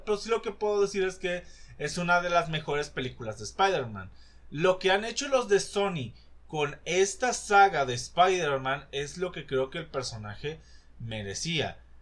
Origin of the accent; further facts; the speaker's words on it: Mexico; nosotros como mexicanos